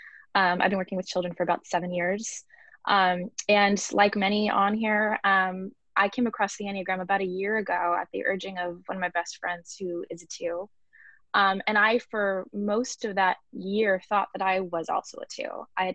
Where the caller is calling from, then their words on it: Los Angeles, California, United States; I'm calling in from Los Angeles, California